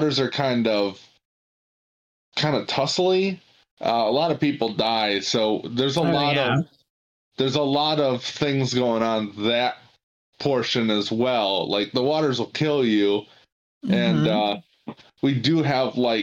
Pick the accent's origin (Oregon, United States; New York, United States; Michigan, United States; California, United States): Michigan, United States; I'm from Michigan